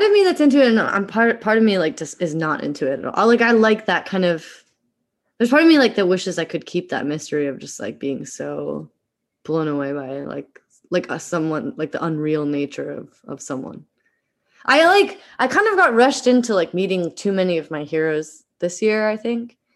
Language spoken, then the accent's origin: English; Eugene, Oregon, United States; moved away as an adult; also born or lived in Philadelphia; I grew up in Eugene, Oregon